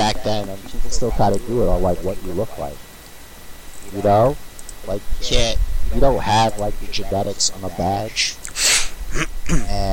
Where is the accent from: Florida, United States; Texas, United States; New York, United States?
New York, United States; New York City; I grew up in Coney Island.